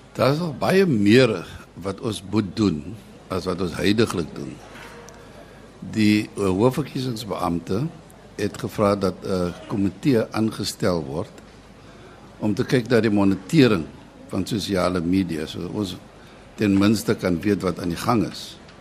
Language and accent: Afrikaans; South Africa